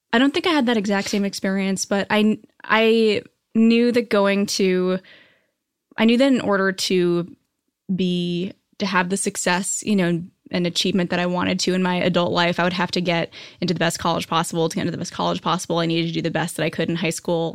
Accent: New Hampshire, United States; moved away as an adult; also born or lived in New York; now in Los Angeles, United States; I grew up on the East Coast. Uh, I grew up in New Hampshire, and then I moved to New York after college

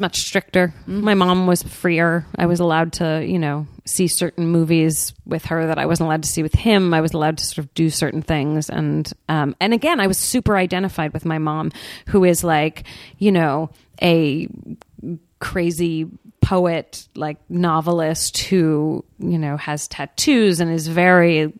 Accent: San Francisco, California, United States; I grew up in San Francisco, so like there's definitely a hippy dippy element to my upbringing

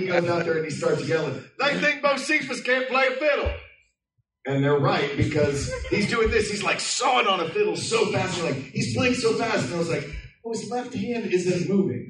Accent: Knoxville, Tennessee, United States; I grew up in Knoxville, Tennessee.

